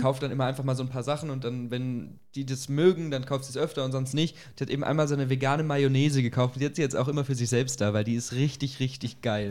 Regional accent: Germany; bei uns in Deutschland, in unserer Gesellschaft

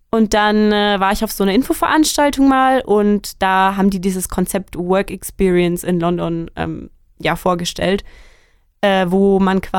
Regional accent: Bavaria, Germany; Und ich komme, wie schon gesagt, aus der Nähe von Nürnberg. Ich bin ein totales Landei eigentlich. Ähm, mein Kaff hat 800 Einwohner die nächste Stadt, in der man überhaupt irgendwie irgendwas machen kann, ist 17 Kilometer weg.

